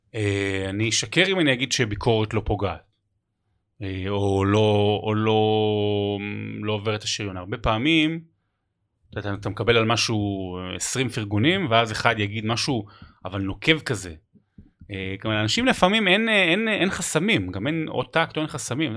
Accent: Rehovot, Central District, Israel; זה הבית, אני גדלתי שם

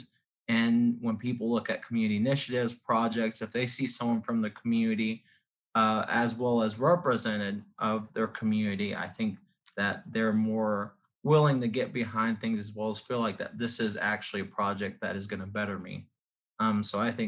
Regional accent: Blue Springs, Missouri, United States; also born or lived in South Dakota; I grew up here in the Kansas City metro area, was actually born and raised in Blue Springs, Missouri.

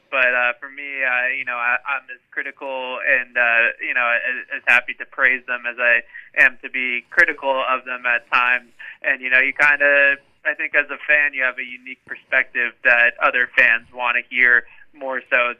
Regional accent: Needham, Massachusetts, United States; I grew up in Needham, Massachusetts, so right around the corner from Gillette Stadium and Fenway Park and the Garden and everything.

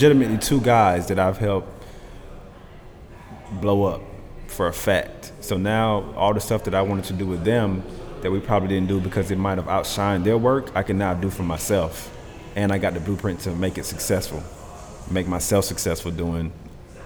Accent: Atlanta, Georgia, United States; also born or lived in Queens, New York / Jamaica (ancestry); my mom had the opportunity to come down here when I was like four. So I'm still a Georgia boy. But I've been here since I was four

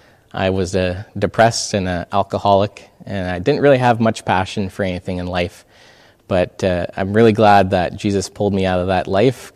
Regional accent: Edmonton, Alberta, Canada; moved away as an adult; I grew up in Edmonton. I moved out of there when I was 19, so I've been not at home for the last 5 years.

